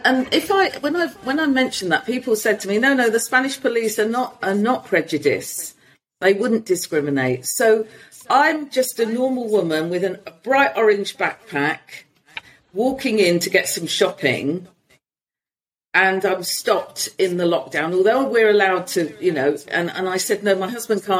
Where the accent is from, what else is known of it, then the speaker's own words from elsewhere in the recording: London, United Kingdom; moved away as an adult; now in Spain; I'll say I'm from London. And then they'll say, no, where are you really from? And I'll say, Hackney